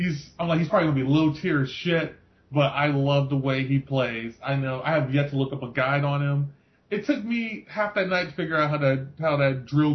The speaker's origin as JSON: {"language": "English", "country": "United States", "said": "I'm an American"}